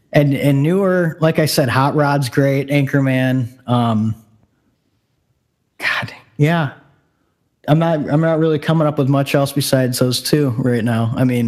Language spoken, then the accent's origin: English; United States; we're from America